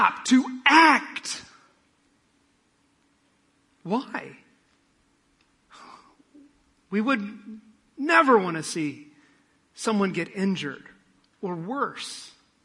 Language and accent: English; Midwest, United States; I'm from the Midwest